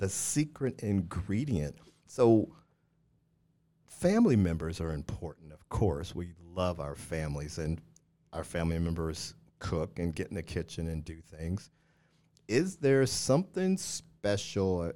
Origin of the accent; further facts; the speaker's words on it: Missouri, United States; moved away; I grew up in Missouri